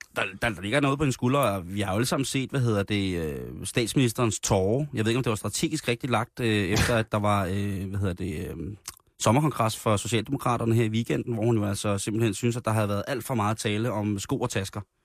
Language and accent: Danish; Roskilde, Zealand, Denmark; I den lille flæk, hvor jeg voksede op i, øh, Roskilde, der, øh, der havde vi i nærområdet, øh, hvor jeg voksede op Himmeløv